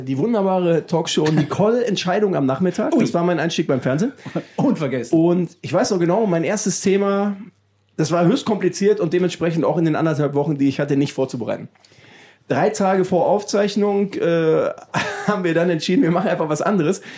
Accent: Düsseldorf, North Rhine-Westphalia, Germany; in meiner Heimatstadt Düsseldorf

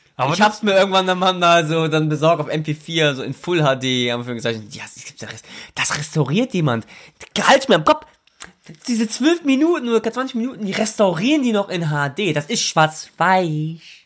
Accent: Germany; ich bin Deutscher. Mein, mein Vater kommt aus Pakistan

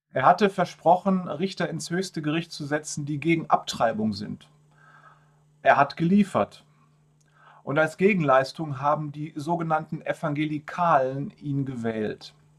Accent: Germany; bei uns in Deutschland

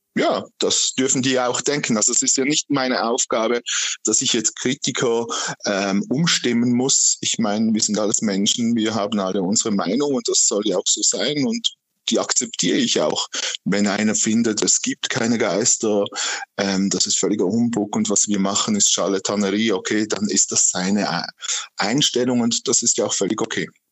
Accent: Aargau, Switzerland; ich als Aargauer

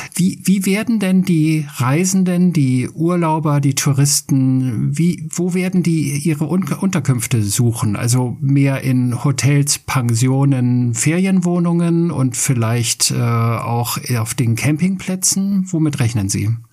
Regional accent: Schleswig-Holstein, Germany; ich wohne etwas außerhalb von Hamburg, wir sind beide Schleswig-Holsteiner.

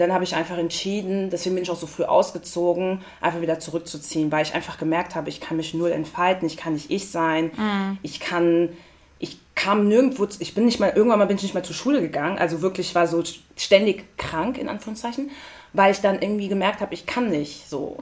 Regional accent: Frankfurt, Hesse, Germany; also born or lived in Hattersheim; ich bin in Frankfurt geboren mhm. und habe in Sindling-Hattersheim

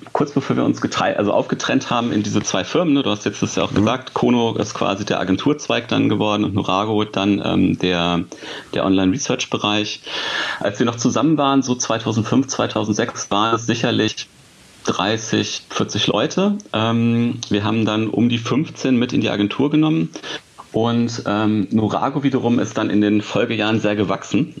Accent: near Hanover, Lower Saxony, Germany; now in Hanover, Germany; ich sitze in Hannover, also quasi ähm, fast in meinem Geburtsort oder da, wo ich halt aufgewachsen bin

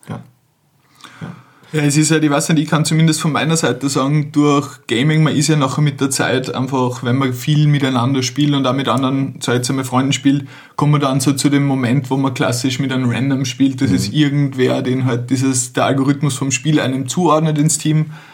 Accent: Carinthia, Austria; mit dem wir zusammen aufgewachsen sind in Kärnten, wo, also aus meiner Heimatortschaft

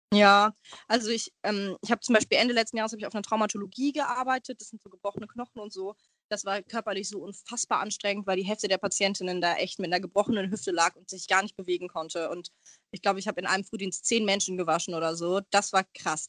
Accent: Hamburg, Germany; ich bin Hamburgerin, ich wohne sehr, sehr gerne in Hamburg

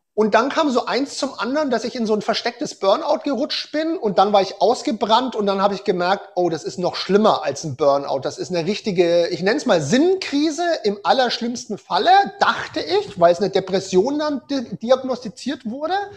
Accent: Germany; Bei uns in Deutschland

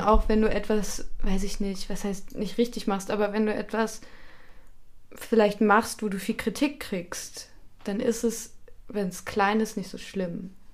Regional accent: Germany; now in Austria; ich komme aus Deutschland und ich wohne in Österreich

